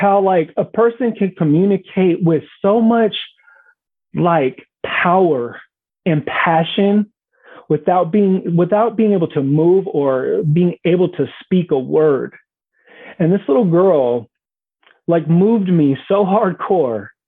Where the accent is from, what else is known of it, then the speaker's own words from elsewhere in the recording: Bay Area, California, United States; I'm from the Bay Area